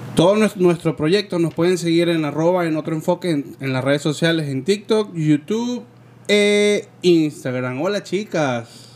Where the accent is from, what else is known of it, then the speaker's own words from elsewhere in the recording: Venezuela; moved away; ya yo no vivo en Venezuela